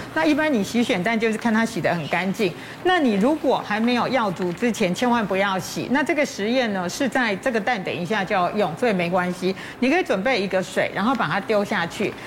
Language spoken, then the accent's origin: Chinese; Taiwan; 我们台湾人一年吃掉米的这个公斤数大概是四十几公斤